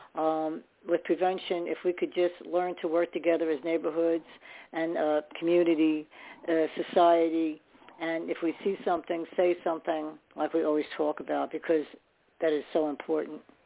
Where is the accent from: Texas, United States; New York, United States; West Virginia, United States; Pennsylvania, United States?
New York, United States; New York City; I was born in New York too